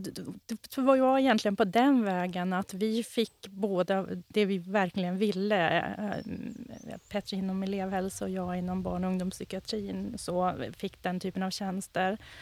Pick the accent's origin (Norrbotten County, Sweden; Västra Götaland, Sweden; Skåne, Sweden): Norrbotten County, Sweden; Boden; moved away as an adult; also born or lived in Ås, Östersund, Jämtland / Umeå; Jag är uppifrån eh, Boden, utanför Boden, en liten by som heter Vittjärv